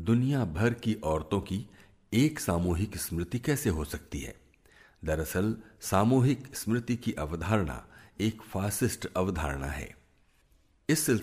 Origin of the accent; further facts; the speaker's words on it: India; मैं मुसलमानों के घर में पैदा हुआ था लेकिन मैं खुद को न मुसलमान समझता हूँ न हिंदू मैं कहता हूं कि मैं एक आधुनिक धर्मनिरपेक्ष भारत का नागरिक हूं